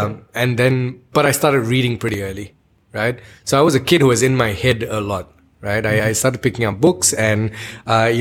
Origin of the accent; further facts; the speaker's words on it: Ipoh, Perak, Malaysia; I grew up in Ipoh.